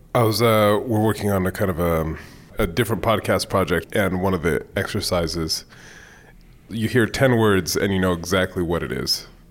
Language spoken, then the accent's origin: English; Bay Area, California, United States; moved away as an adult; I grew up in the Bay Area